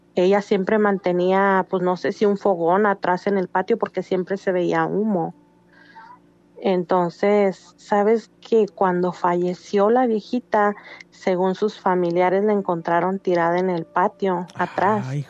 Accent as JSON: {"language": "Spanish", "town": "Valparaíso", "region": "Zacatecas", "country": "Mexico", "moved": "yes", "lives_now": "Los Angeles, United States", "said": "Soy de Zacatecas, pero radico en Los Ángeles."}